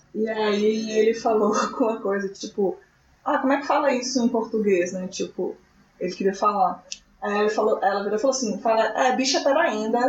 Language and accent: Portuguese; Minas Gerais, Brazil; Eu sou de Minas Gerais